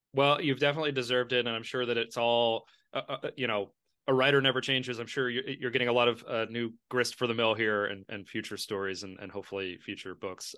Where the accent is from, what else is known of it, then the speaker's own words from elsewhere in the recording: Lexington, Kentucky, United States; moved away; also born or lived in Queens, New York; my hometown of Lexington